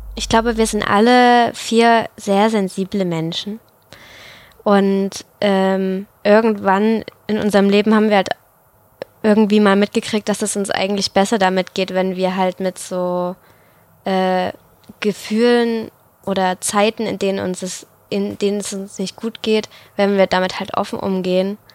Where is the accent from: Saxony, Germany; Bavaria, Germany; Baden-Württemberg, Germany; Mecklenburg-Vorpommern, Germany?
Saxony, Germany; the Chemnitz region; ich komme aus der Region.